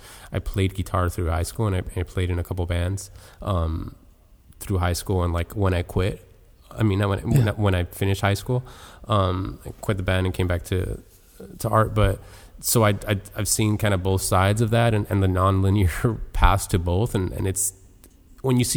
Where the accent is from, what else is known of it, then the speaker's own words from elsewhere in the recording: Miami, Florida, United States; Born and raised in Miami